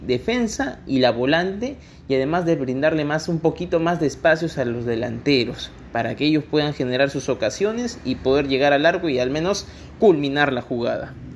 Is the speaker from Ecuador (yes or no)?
no; Peru; como los peruanos que somos